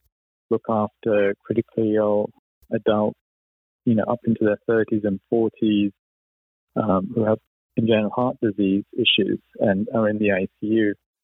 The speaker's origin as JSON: {"language": "English", "country": "United Kingdom", "tie": "born or raised there", "also_born_or_lived": "Cleveland", "said": "You can't tell from my accent, I was actually born and grew up in the UK."}